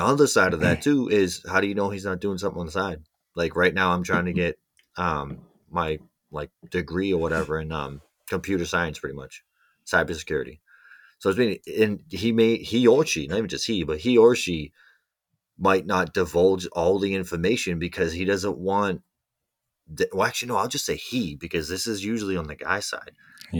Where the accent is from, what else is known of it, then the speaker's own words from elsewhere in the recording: Mississippi, United States; Michigan, Mississippi. I'm from Mississippi.